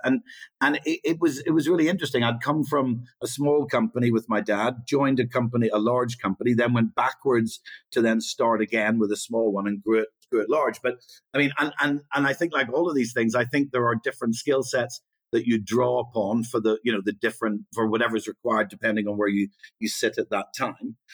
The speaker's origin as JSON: {"language": "English", "region": "Northern Ireland", "country": "United Kingdom", "tie": "born or raised there", "said": "I sort of grew up during the Troubles"}